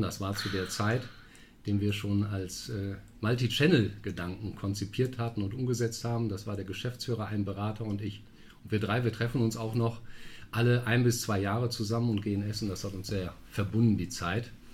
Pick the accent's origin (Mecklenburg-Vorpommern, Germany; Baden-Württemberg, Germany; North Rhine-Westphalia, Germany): North Rhine-Westphalia, Germany; Münster; moved away as an adult; now in Düsseldorf, Germany; gebürtig aus Münster